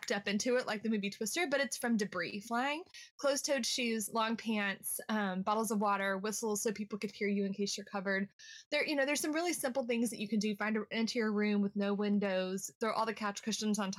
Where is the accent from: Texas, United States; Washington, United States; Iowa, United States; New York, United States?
Texas, United States; Central; now in Oklahoma, United States; I grew up in Central Texas